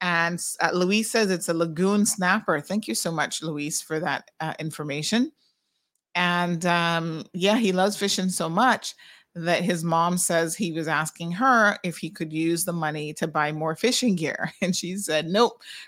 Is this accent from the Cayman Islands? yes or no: yes; Cayman Islands; we certainly drink our fair share here in the Caribbean